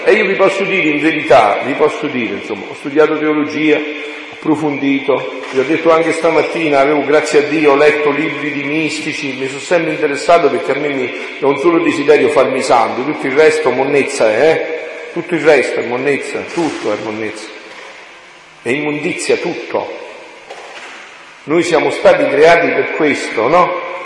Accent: Southern Italy, Italy; born or raised there

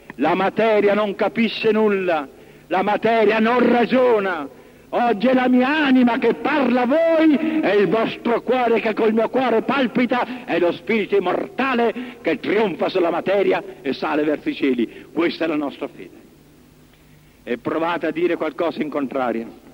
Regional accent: Italy

